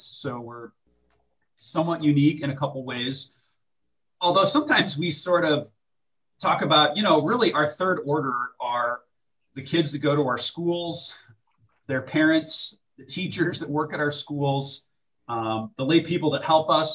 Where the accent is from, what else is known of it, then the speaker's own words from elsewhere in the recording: St. Louis, Missouri, United States; the cathedral in St. Louis, Missouri, one of my favorite places to pray. That's my hometown